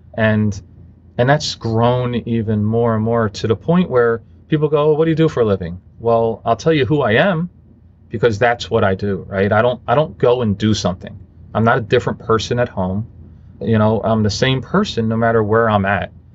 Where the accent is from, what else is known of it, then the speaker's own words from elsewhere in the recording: Philadelphia, Pennsylvania, United States; I grew up in Philadelphia